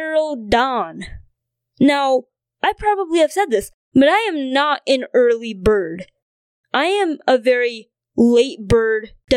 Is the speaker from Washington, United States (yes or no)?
no; North Dakota, United States; also born or lived in China; I was born in China and grew up in North Dakota.